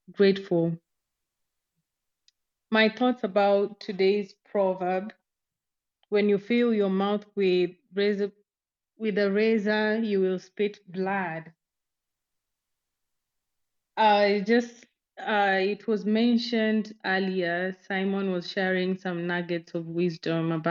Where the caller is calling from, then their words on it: Nairobi, Kenya; I'm speaking from Nairobi, Kenya.